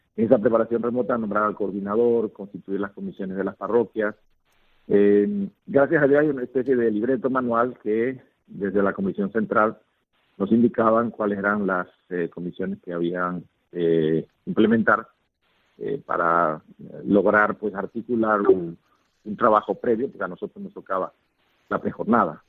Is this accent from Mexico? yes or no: no; Puerto Armuelles, Chiriquí, Panama; also born or lived in Valencia, Spain / Zaragoza, Spain / Totonicapán, Guatemala; compartir como panameños una misma experiencia